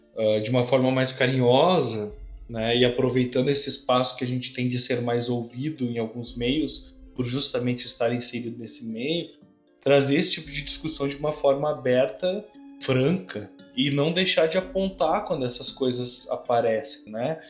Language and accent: Portuguese; Brazil